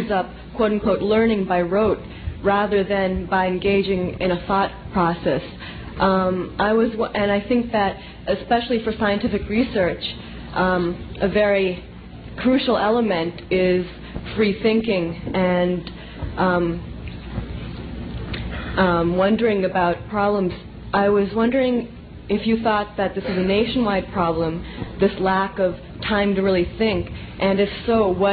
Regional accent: Massachusetts, United States; I'm from Massachusetts

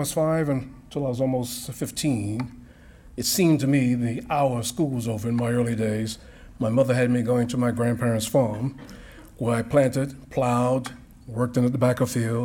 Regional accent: New York City, New York, United States; I was born in the South Bronx of New York City

